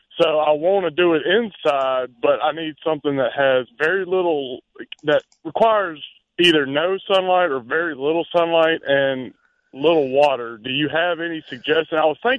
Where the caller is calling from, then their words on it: Forest, Mississippi, United States; I'm calling from Forest, Mississippi.